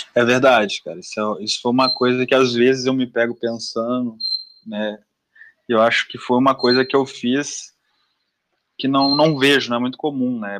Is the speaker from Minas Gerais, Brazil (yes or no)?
yes; Belo Horizonte, Minas Gerais, Brazil; moved away; also born or lived in Sete Lagoas; sou natural de Belo Horizonte, mas morei muito tempo em Sete Lagoas